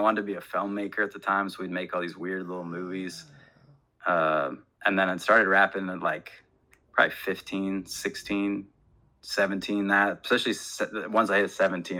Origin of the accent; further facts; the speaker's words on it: Phoenix, Arizona, United States; also born or lived in Salt Lake City, Utah / Cave Creek, Arizona / Israel; I grew up in Salt Lake City and then Phoenix, Arizona.